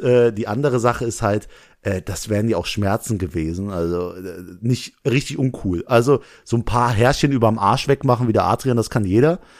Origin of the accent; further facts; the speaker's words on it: Langweiler, Germany; ich komme aus Langweiler, da wohne ich